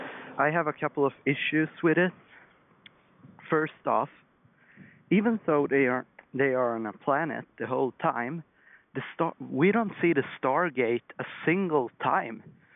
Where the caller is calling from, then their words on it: Sweden; I'm calling from Sweden